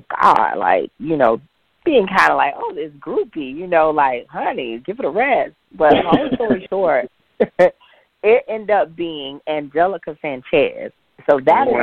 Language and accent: English; Jacksonville, Florida, United States; I'm originally born and raised in Jacksonville